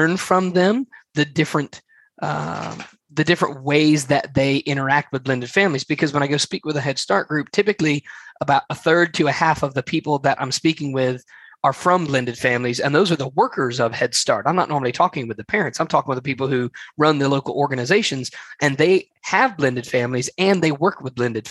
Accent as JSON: {"language": "English", "region": "Alabama", "country": "United States", "said": "I am from Alabama in the southeastern United States"}